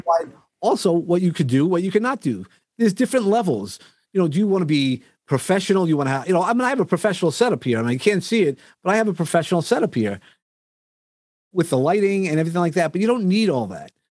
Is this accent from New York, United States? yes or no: yes; New York, United States; accent: New York; my New York accent